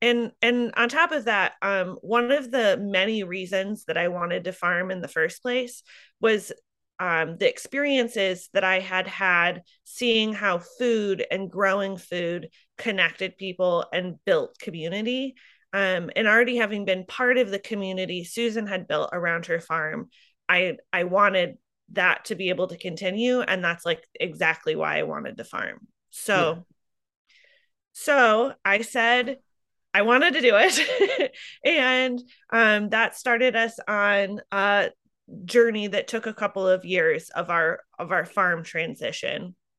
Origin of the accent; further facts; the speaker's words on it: Solon, Iowa, United States; I grew up outside of Solon, where I now farm, in eastern Iowa. And I grew up in sort of a farming community, but my parents didn't farm.